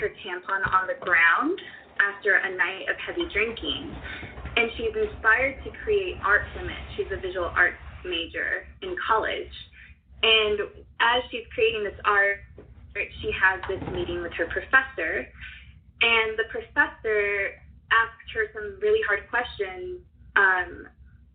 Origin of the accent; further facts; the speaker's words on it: United States; as a young woman growing up in America today